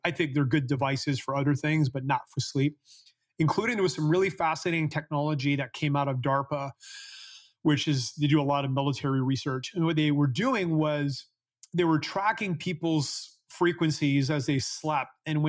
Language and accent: English; Canada; I'm from Canada, so as a kid, in the winter, we used to sleep with 5 or 6 blankets on top of us because it was really cold at night.